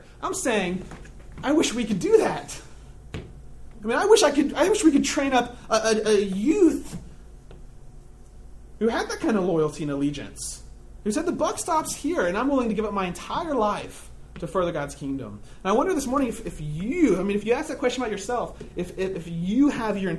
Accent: United States; I am an American.

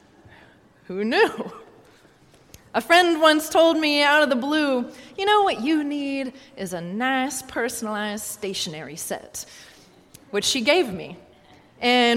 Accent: Kansas, United States; moved away as an adult; also born or lived in Arkansas; now in New York, United States; growing up in Kansas

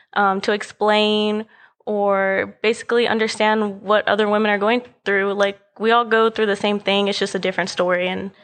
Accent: Dallas, Texas, United States; I'm from Dallas, Texas

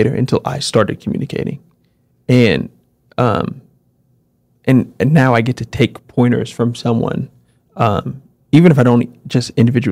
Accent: New York City, New York, United States; growing up in New York City in the 90s

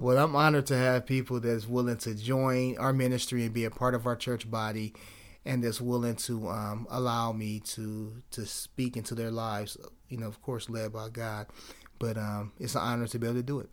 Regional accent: Cleveland, Ohio, United States; I'm from Cleveland

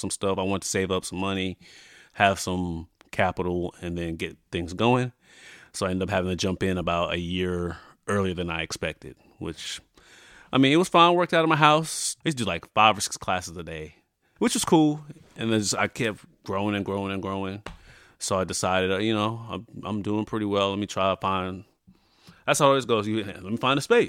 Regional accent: Tucson, Arizona, United States; moved away as an adult; also born or lived in Bermuda / Wichita, Kansas; now in Grandview, Missouri, United States; I was born in Bermuda. Moved to the States when I was nine. Moved to Arizona, Tucson, Arizona. Lived there, went to high school

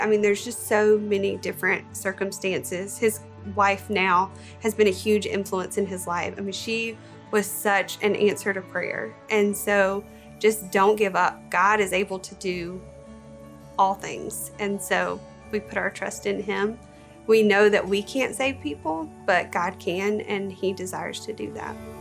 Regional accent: Bible Belt, the South, United States; Growing up, I was raised in the South, kind of the Bible Belt.

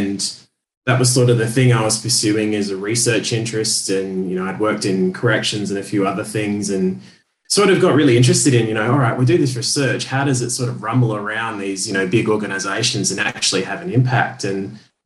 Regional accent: Perth, Western Australia, Australia; also born or lived in Sydney; Perth, Western Australia, which is my hometown

